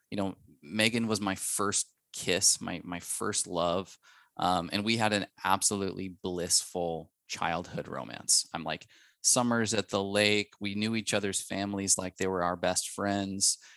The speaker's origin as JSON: {"language": "English", "town": "Spokane", "region": "Washington", "country": "United States", "tie": "born or raised there", "said": "we are childhood sweethearts from Spokane, Washington"}